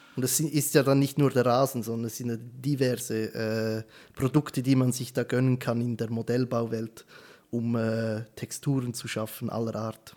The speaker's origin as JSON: {"language": "German", "country": "Switzerland", "said": "bei uns in der Schweiz"}